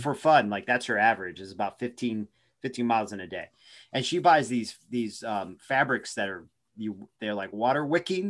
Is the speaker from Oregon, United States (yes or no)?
yes; Oregon, United States; now in Arizona, United States; I'm from Oregon